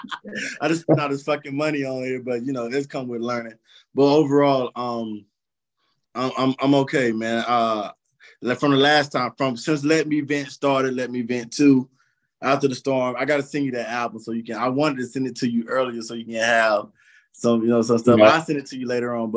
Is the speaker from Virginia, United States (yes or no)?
no; Columbus, Georgia, United States; moved away as an adult; also born or lived in Phenix City, Alabama; now in San Antonio, United States; I'm Columbus, Georgia, Phoenix City, Alabama bred